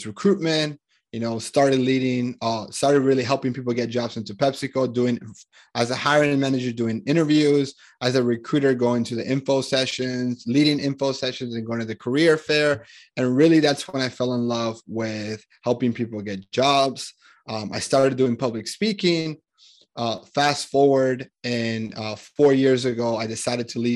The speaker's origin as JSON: {"language": "English", "town": "Medellín", "region": "Antioquia", "country": "Colombia", "tie": "born or raised there", "moved": "yes", "said": "I'm originally from Colombia, Medellin, Colombia in South America"}